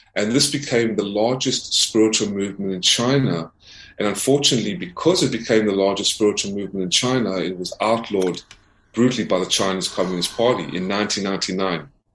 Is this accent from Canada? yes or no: no; South Africa; now in United States; I, was born in South Africa